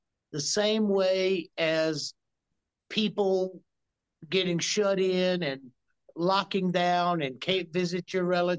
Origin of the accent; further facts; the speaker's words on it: the South, United States; I come from the South, so NASCAR is big to me.